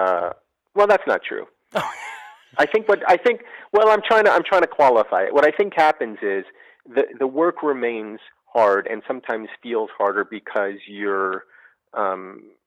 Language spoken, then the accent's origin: English; New Jersey, United States; moved away as an adult; I was growing up in New Jersey